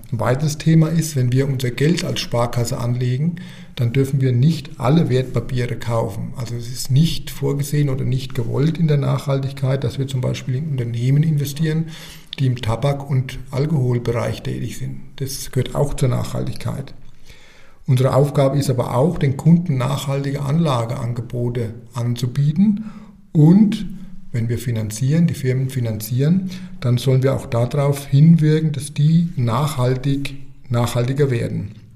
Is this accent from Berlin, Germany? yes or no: no; Stetten, Bavaria, Germany; also born or lived in Ostheim vor der Rhön; Also ich bin ein Röner Kind, äh, geboren in der Rhön, arbeite in der Rhön und bin eigentlich mein ganzes Leben in der Rhön geblieben. Aufgewachsen bin ich in Stetten